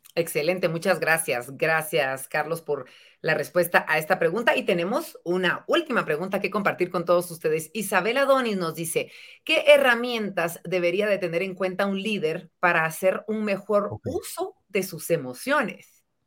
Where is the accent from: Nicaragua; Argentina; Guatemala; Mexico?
Guatemala; nuestra bella Guatemala